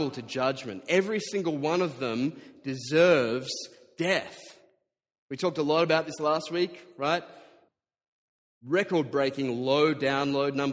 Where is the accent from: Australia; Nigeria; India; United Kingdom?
Australia; Diamond Creek, Victoria; I grew up in Diamond Creek, widest suburb in Australia.